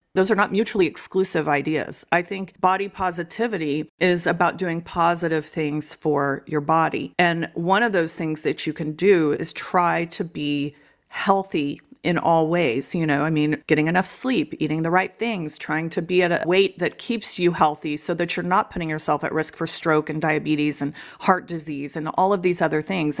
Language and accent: English; Austin, Texas, United States; moved away as an adult; also born or lived in Dallas, Texas; now in New Hampshire, United States; I grew up in the Austin area mostly